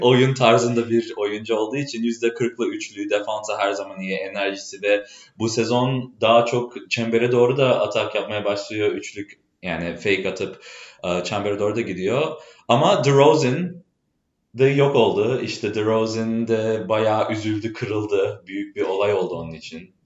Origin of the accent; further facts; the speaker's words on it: Chicago, Illinois, United States; Turkish is a second language; moved away as an adult; now in Boston, United States; Ben asıl doğma büyüme Chicago'luyum. O yüzden Türkçemde bazı kelimeler farklı gelebilir.